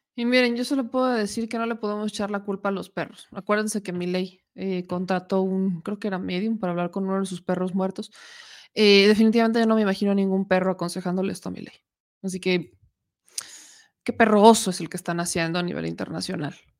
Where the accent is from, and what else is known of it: Mexico